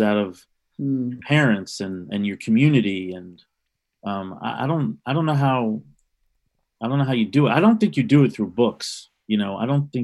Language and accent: English; New York City, New York, United States; I grew up in New York City in the late 60s